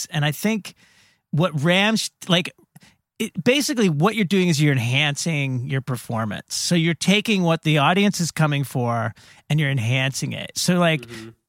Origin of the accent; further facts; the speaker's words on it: Australia; especially being an Australian where yeah, they are going to bust your fucking balls down there about that.